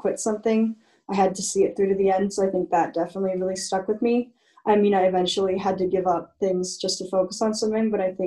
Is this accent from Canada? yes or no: yes; London, Ontario, Canada; moved away as an adult; also born or lived in Michigan, United States; being Canadian